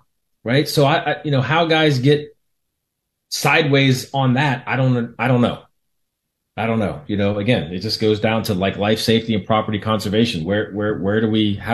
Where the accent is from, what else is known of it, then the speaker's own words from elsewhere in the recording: Houston, Texas, United States; now in Orlando, United States; born and raised in Houston